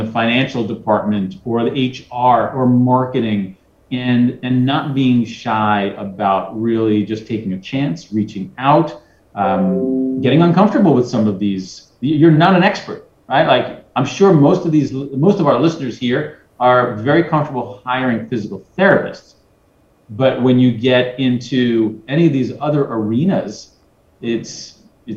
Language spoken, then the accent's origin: English; New York City, New York, United States; I'm from Brooklyn, I'm a hustler